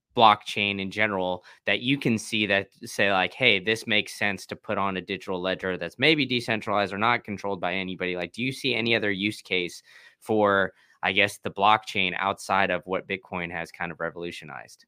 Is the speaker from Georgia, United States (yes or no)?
no; Austin, Texas, United States; moved away as an adult; now in Tampa, United States; I grew up in Austin